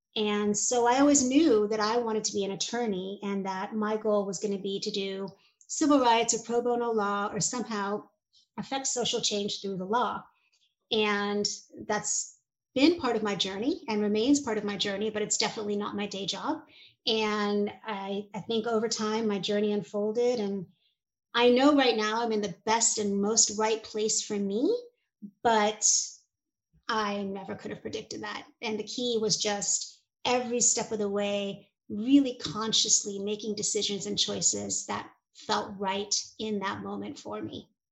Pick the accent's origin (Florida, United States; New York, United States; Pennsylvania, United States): New York, United States; New York City; I was and am a Hungarian immigrant kid. My parents were refugees and I grew up in New York City